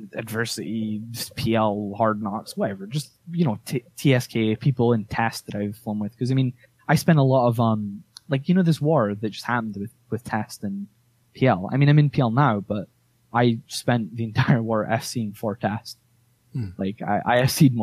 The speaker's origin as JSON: {"language": "English", "region": "Scotland", "country": "United Kingdom", "said": "I live in Scotland. I'm from Scotland."}